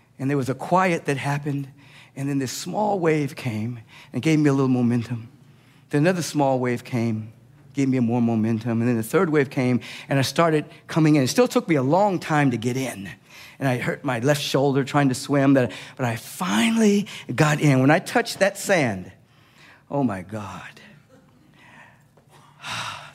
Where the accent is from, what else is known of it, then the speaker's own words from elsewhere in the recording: Los Angeles, California, United States; I grew up in Los Angeles and went to the beach all the time